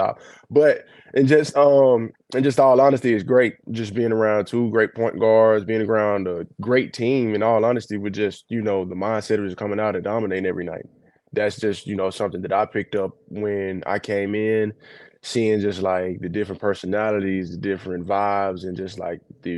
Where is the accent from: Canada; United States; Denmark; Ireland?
United States; El Dorado, Arkansas; now in Dallas, United States; from down south, El Dorado, Arkansas, you know, it's dope, because most of my family, like, they stay here on my dad's side. My hometown is like 4 hours away